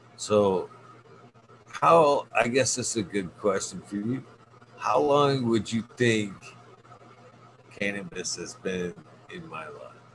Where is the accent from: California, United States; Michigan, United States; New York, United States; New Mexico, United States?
Michigan, United States; my home state